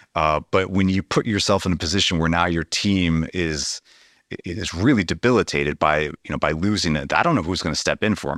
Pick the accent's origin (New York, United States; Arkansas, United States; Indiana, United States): Indiana, United States; South Bend; I grew up in South Bend, Indiana